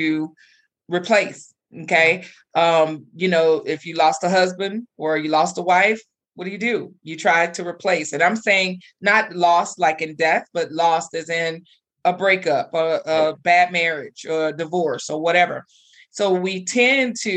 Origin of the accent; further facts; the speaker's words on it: Texas, United States; now in Colorado, United States; I'm from Texas